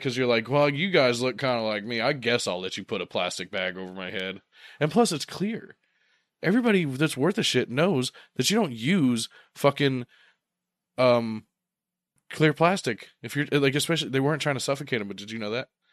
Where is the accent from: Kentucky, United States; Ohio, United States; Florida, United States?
Ohio, United States; we're from Ohio